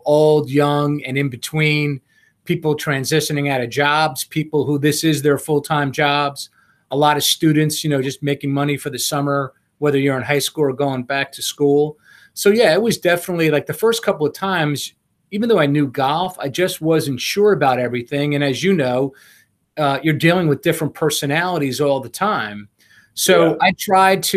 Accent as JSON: {"language": "English", "town": "Harrison", "region": "New York", "country": "United States", "tie": "born or raised there", "said": "The first loop I ever made was at a club in Harrison, New York, which was my hometown"}